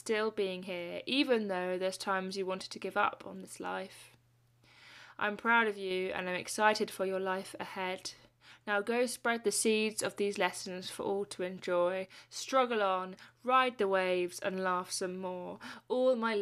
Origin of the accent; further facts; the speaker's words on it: Lewes, South East England, United Kingdom; I'm from Lewes, where bonfire night is huge and probably the most favourite day of my year